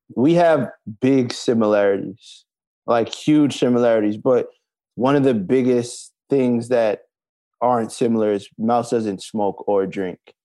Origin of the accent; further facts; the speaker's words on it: Brooklyn, New York, United States; Thirty-one and I'm from Brooklyn, New York